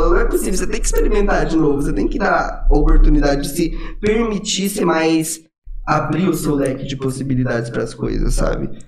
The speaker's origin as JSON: {"language": "Portuguese", "town": "Goiânia", "region": "Goiás", "country": "Brazil", "said": "Eu vim de Goiânia, eu hum. amo sertanejo."}